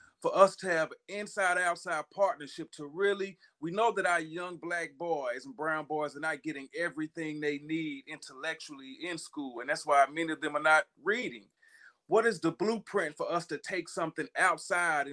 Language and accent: English; Knoxville, Tennessee, United States; I'm originally from Knoxville